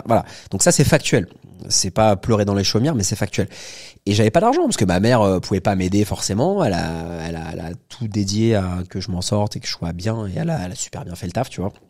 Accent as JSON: {"language": "French", "town": "Paris", "region": "Île-de-France", "country": "France", "tie": "born or raised there", "said": "j'ai 37 ans, je suis né à Paris"}